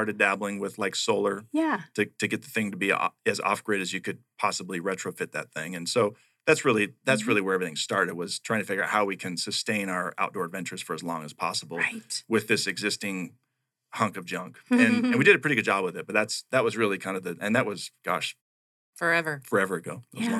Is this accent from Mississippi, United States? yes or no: no; Payson, Arizona, United States; now in Miami, United States; I'm a native here of Arizona. I was born here in the state and was raised up in Payson. So actually a little bit north of Payson. So I was raised on the East Verde River